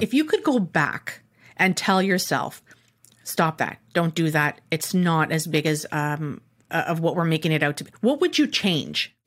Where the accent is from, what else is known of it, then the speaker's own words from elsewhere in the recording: Canada; Me being the Canadian